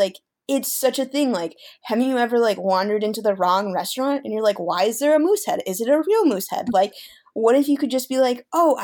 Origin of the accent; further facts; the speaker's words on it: Chicago suburbs, Illinois, United States; I'm also from the Chicago suburbs